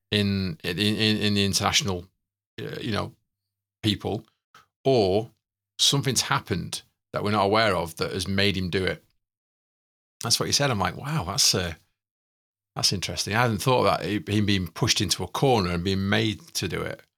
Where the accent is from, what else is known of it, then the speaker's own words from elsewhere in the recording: Manchester, North West England, United Kingdom; we're from East Manchester